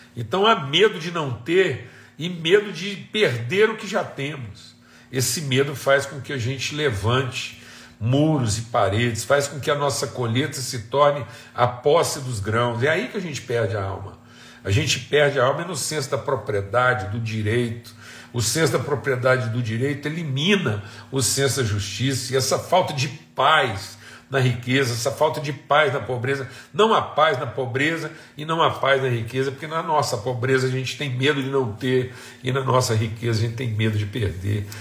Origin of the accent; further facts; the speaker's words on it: Minas Gerais, Brazil; moved away; onde eu cresci, em Minas Gerais